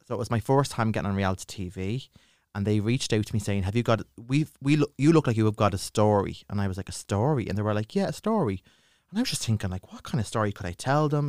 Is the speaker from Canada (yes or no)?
no; Dublin, Leinster, Ireland; accent: Dublin; I grew up in Ballyfermot